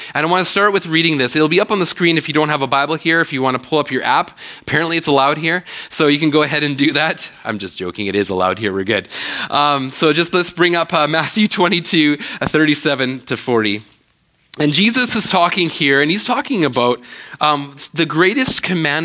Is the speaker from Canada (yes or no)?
yes; Canada; I'm still a Canadian citizen